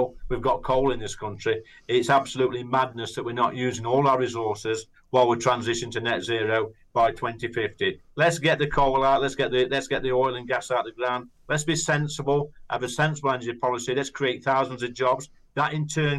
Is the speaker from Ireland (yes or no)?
no; United Kingdom; we're British